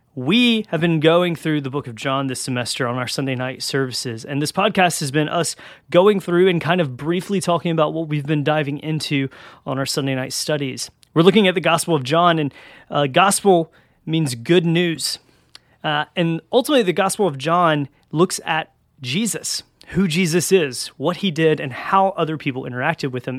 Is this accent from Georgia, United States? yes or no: yes; Georgia, United States; I'm from Georgia and in, in the South, so it gets real hot down here